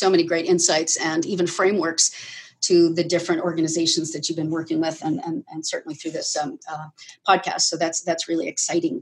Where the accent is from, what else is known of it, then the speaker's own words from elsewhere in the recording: Aruba; moved away; I was born in Aruba and had a really story-like childhood there. I will say, growing up on a desert island is a lot of fun.